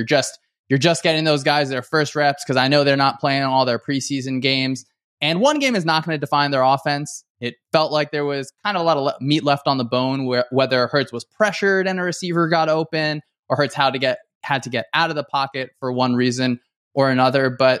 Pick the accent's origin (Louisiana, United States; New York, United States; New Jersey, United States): New Jersey, United States; I was lucky to play football in high school. I'm from Northern New Jersey. So please don't hold that against me.